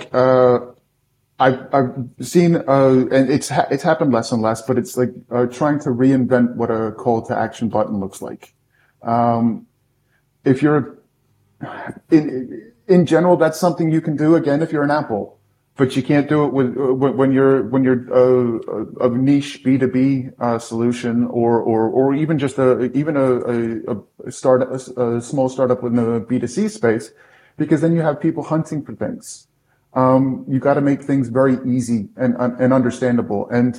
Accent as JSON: {"language": "English", "country": "United Kingdom", "tie": "born or raised there", "also_born_or_lived": "United States", "moved": "yes", "lives_now": "Austria", "said": "I am American, but grew up in the UK."}